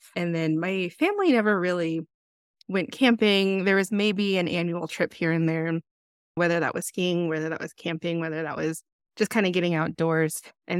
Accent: Kirtland, New Mexico, United States; I actually was born and raised in New Mexico, kind of in the Four Corners area. The largest town nearby is Farmington, but I grew up just outside of Farmington in a town called Kirtland.

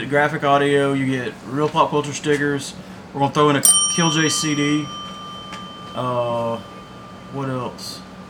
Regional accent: Smithville, United States; I was raised in Smithville

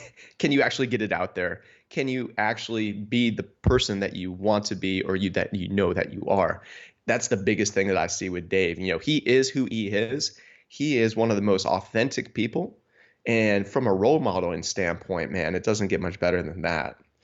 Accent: Niagara Falls, New York, United States; moved away as an adult; also born or lived in Buffalo, New York / Rhode Island; now in Wisconsin, United States; I'm originally from Niagara Falls, New York

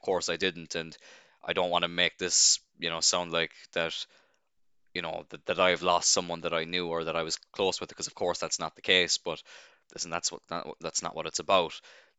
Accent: Cloyne, Munster, Ireland; Obviously, I live in Cloyne, and I'm born and raised in Cloyne, and only 10 minutes out the road from where I live, in a town known as Ballycotton

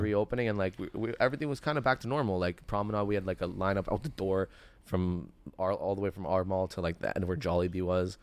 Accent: Toronto, Ontario, Canada; also born or lived in Richmond Hill, Ontario; I grew up in Etobicoke, so Sherway was my mall.

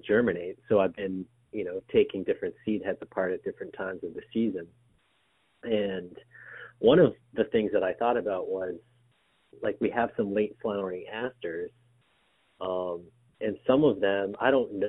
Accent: Lowell, Massachusetts, United States; I'm originally from Lowell, so Walden Pond.

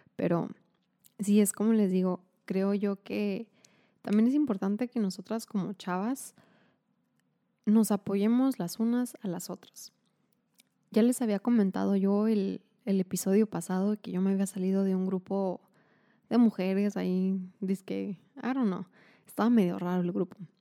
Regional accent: Mexico; como mexicanos

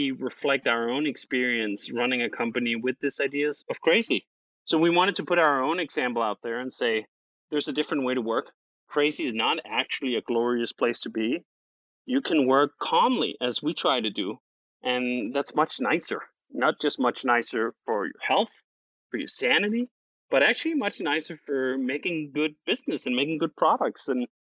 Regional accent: Denmark; moved away as an adult; now in United States; I'm originally from Denmark

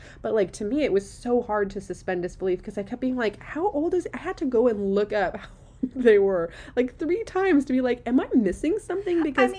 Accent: Seattle, Washington, United States; also born or lived in Orange County; now in San Diego, United States; I'm from Seattle. And I live in Southern California. I've been to LA a lot. I've lived in Orange County. I'm in San Diego right now.

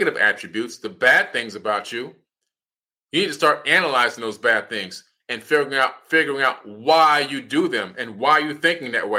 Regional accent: Opa-locka, Florida, United States; I'm from Miami, Florida, in a city named Opa-locka, and I'm a black man

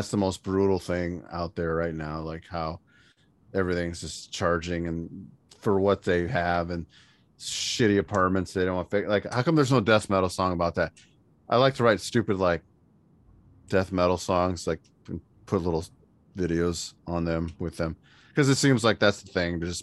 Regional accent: Indiana, United States; we're both from Indiana

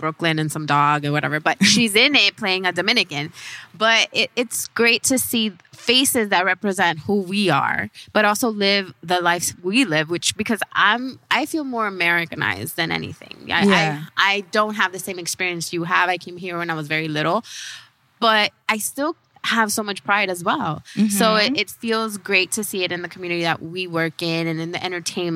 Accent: Nicaragua; our country, Nicaragua

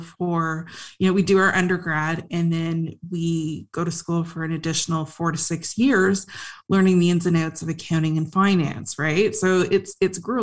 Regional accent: Canada; so I'm Canadian, so I went to school at Carleton University and Athabasca University

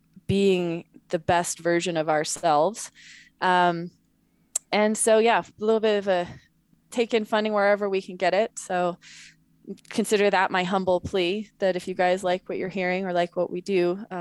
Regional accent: Montana, United States; also born or lived in Wyoming / California; So I was born in Montana, grew up Montana, Wyoming, and very Northern California.

